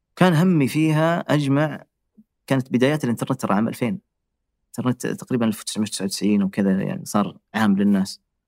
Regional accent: Riyadh, Riyadh Province, Saudi Arabia; moved away as an adult; now in France; عندنا في الرياض

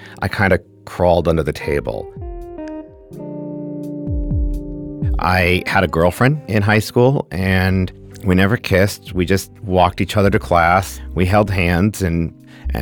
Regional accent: Glastonbury, Connecticut, United States; I'm from Glastonbury, Connecticut.

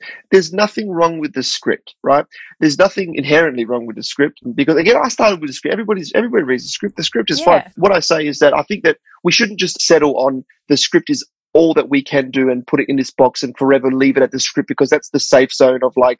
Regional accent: Australia; So as Australian people living in Australia, it's sort of this great opportunity to acknowledge country and go, actually, well, what does this mean to me?

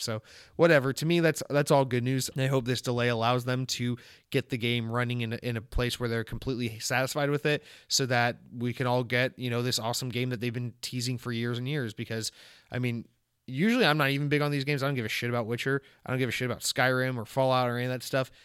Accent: Georgia, United States; I'm from Georgia. I'm from the home of Chick-fil-A. And, um, Chick-fil-A is something I grew up

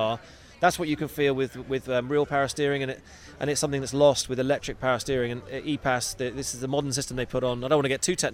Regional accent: California, United States; I grew up in California swimming and competing out here

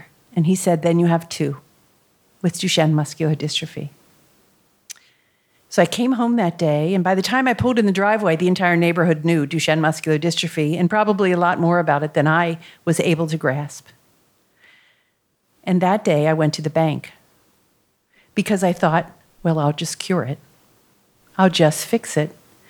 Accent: Middletown, Ohio, United States; I'm from Middletown, Ohio. It's a place you've never heard of, unless you've read the book Hillbilly Elegy. My parents are from Germany.

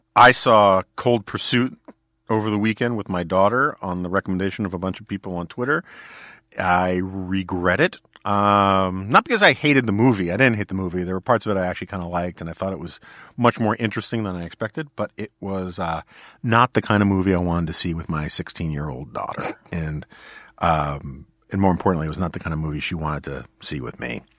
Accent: New York City, New York, United States; I grew up in Manhattan

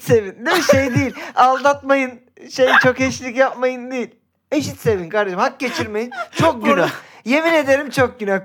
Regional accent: Göztepe, İzmir, Turkey; Göztepe taraftarıyım. Çocukluğum orada geçti

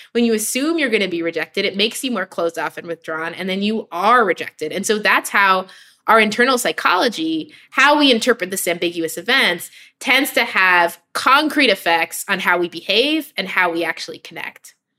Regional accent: New York City, New York, United States; I grew up in New York City

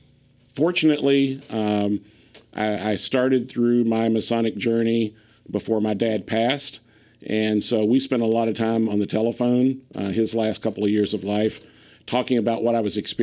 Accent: Kentucky, United States; moved away as an adult; now in Pennsylvania, United States; I was born and raised in Kentucky, spent the first 40 years of my life there, and actually ended up in Pennsylvania after meeting my wife and my ex-wife now.

